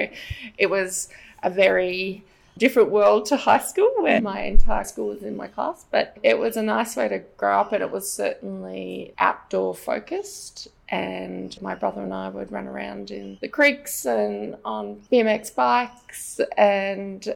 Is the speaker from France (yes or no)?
no; Brisbane, Queensland, Australia; I grew up in Upper Brookfield in Brisbane. I'm a Brisbane girl.